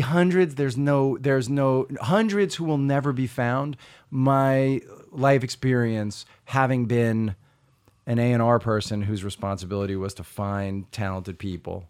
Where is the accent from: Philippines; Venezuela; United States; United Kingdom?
United States; Long Island, New York; I grew up on Long Island